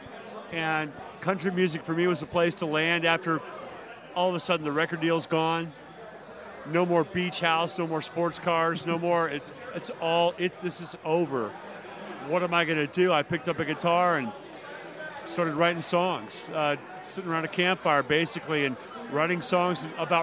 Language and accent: English; Nashville, Tennessee, United States; an artist from Nashville and being the first rock singer that broke out of Nashville